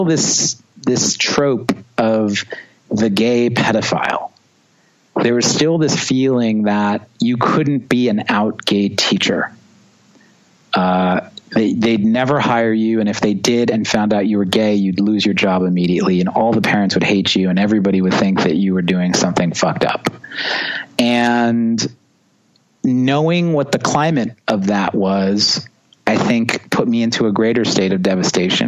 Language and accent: English; New York, United States; also born or lived in Long Island; growing up in New York and being a drummer is challenging because everyone lives on top of each other